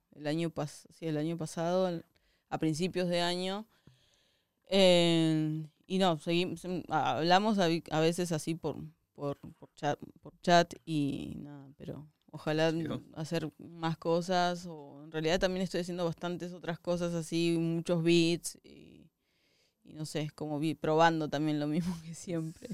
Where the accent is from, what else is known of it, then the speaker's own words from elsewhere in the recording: southern Argentina, Argentina; moved away; yo soy del sur de Argentina, que es como tipo ya lo, el fin del mundo